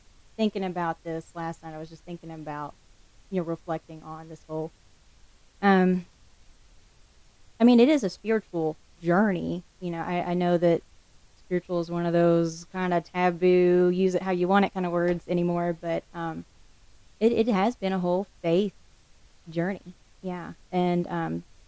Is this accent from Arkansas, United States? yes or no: yes; the Ozarks, Arkansas, United States; moved away as an adult; also born or lived in Houston, Texas; now in Delaware, United States; I grew up in the Ozarks in Arkansas, so I was definitely a mountain kid running around